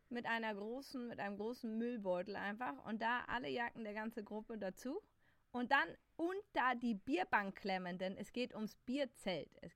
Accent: Munich, Bavaria, Germany; ich bin Münchnerin.

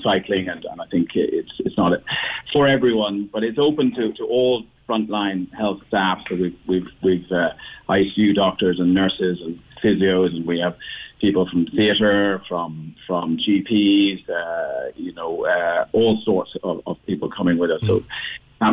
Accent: Cork, Munster, Ireland; moved away; also born or lived in Dublin; I lived in Dublin. I'm from Cork. I lived in Dublin for many years.

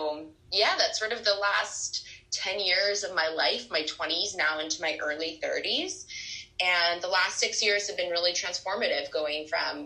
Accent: Vancouver, British Columbia, Canada; moved away as an adult; also born or lived in Toronto / London / California / Southern France; now in New York, United States; I am a Canadian girl living in New York

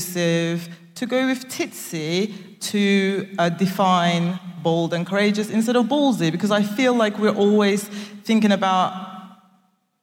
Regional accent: Turkey; moved away as an adult; also born or lived in Nigeria / United Kingdom; now in Cardiff, United Kingdom; originally I am from Turkey and Nigeria, so I grew up in Turkey

